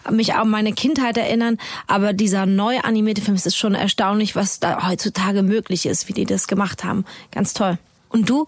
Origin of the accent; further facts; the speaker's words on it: United States; German is a second language; ich bin eine Amerikaner.